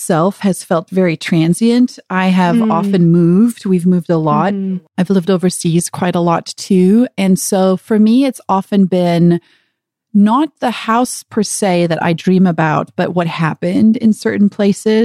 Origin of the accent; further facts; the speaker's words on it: South Africa; moved away; also born or lived in Zululand, South Africa / Philadelphia area, Pennsylvania, United States; growing up in South Africa, most houses had pools because there was no air conditioning